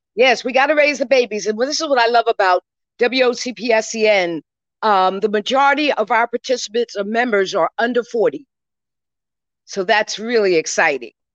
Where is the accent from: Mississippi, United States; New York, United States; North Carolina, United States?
New York, United States; I was born here in New York and grew up in New York